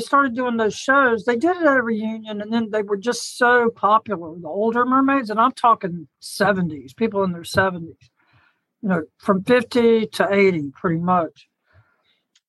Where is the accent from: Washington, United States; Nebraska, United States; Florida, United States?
Florida, United States; Chattahoochee; I grew up in North Florida in Chattahoochee, which is a little town